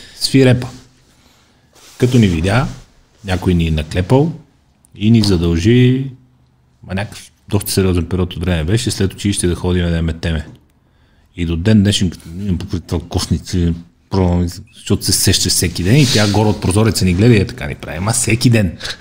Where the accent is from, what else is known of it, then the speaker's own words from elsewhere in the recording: Sofia, Sofia City, Bulgaria; also born or lived in Ravnogor; аз съм израснал тук до, до НДК